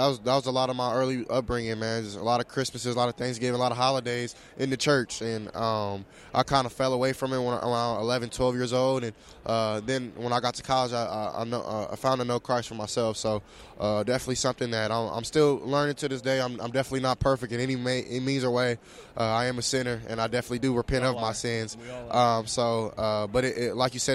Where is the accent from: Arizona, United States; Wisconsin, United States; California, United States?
California, United States; Southern; I'm from Southern California, so we're not too used to it